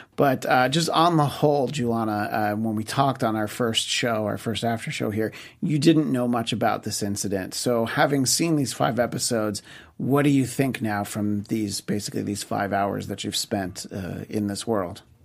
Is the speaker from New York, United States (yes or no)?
yes; New York, United States; where I grew up in New York State